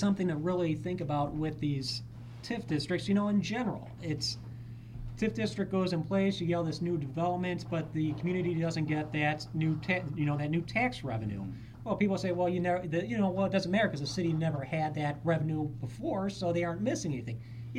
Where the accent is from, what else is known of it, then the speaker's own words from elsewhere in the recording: Illinois, United States; I come from New York or, Illinois.